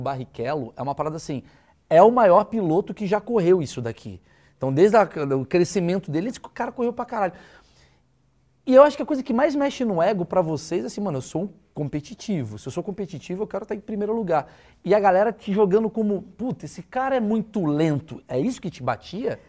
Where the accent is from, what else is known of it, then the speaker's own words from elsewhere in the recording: Brazil; eu que sou brasileiro